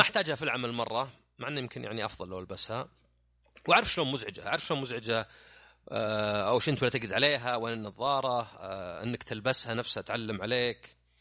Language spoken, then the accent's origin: Arabic; Saudi Arabia; عندنا في السعوديه